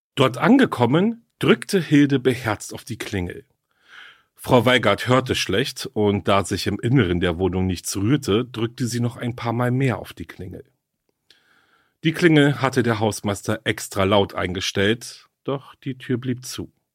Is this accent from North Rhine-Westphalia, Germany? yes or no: no; Berlin, Germany; Berlin ist ja meine Heimatstadt